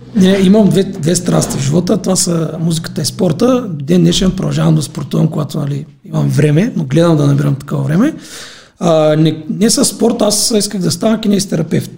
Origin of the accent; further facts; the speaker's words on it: Silistra, Silistra Province, Bulgaria; moved away as an adult; now in Sofia, Bulgaria; в моя роден град Селистра